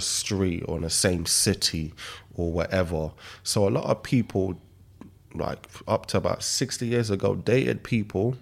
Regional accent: Nigeria; moved away; I was born in Nigeria

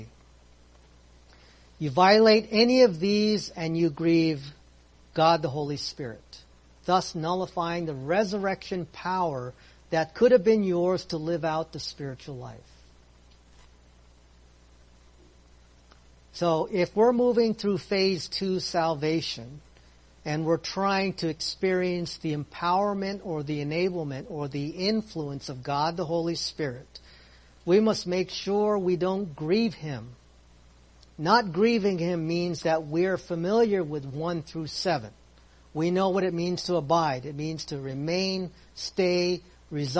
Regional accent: Philippines; I'm Filipino

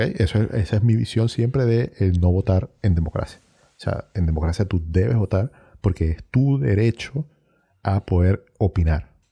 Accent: Venezuela; moved away as an adult; now in Chile; yo salí de Venezuela

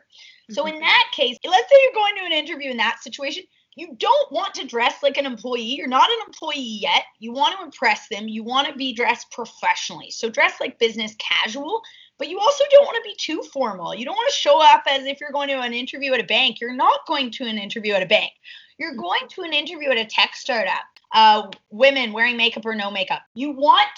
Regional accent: Toronto, Ontario, Canada; born and raised in Toronto, I studied business

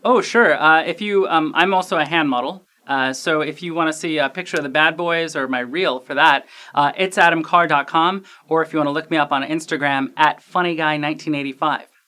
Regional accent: Cleveland, Ohio, United States; I grew up in Cleveland, which is a lot closer to Canada than Los Angeles

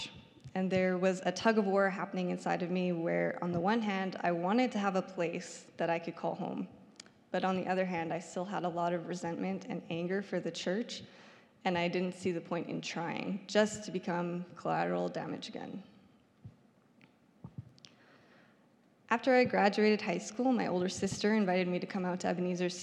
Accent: Saskatoon, Saskatchewan, Canada; I grew up here in Saskatoon

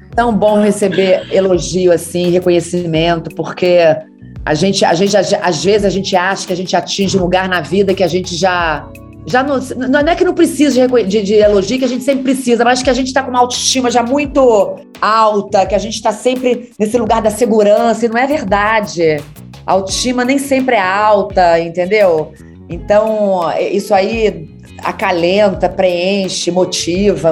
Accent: Macaé, Rio de Janeiro, Brazil; sou de Macaé

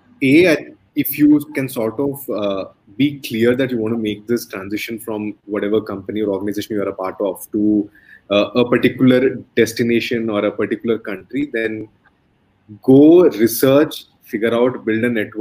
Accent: India; moved away; where I am from India

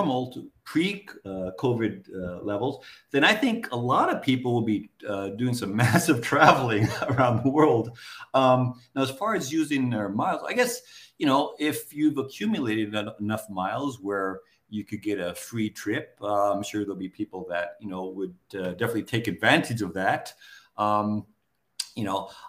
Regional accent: United States; moved away as an adult; also born or lived in Japan; now in Southeast Asia; I was growing up in the States

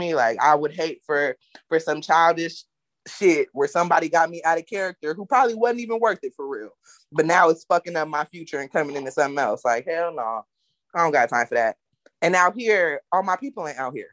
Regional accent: Oakland, California, United States; I'm from Oakland

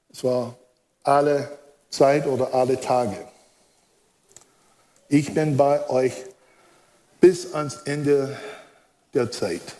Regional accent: United States; German is a second language; now in Germany; Wie ich euch schon verraten habe, bin ich Amerikaner, bin in den USA groß geworden, habe hier eine deutsche Frau geheiratet

